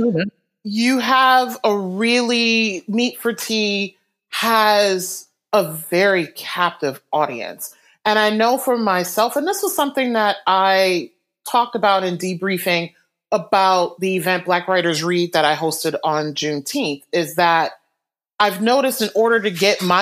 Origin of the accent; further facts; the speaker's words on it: Detroit, Michigan, United States; now in Western Massachusetts, United States; I'm originally from Detroit